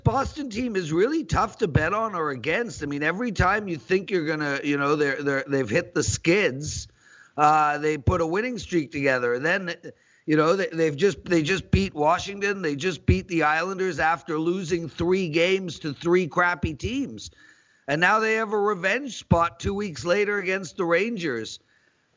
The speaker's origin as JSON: {"language": "English", "country": "South Africa", "said": "I'm South African."}